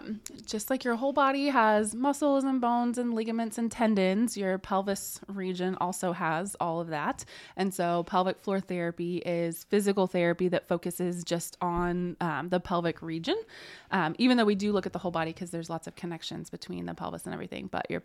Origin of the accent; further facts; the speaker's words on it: Indiana, United States; now in Muncie, United States; So I grew up in Jay County and then went to undergrad and grad school at University of Evansville.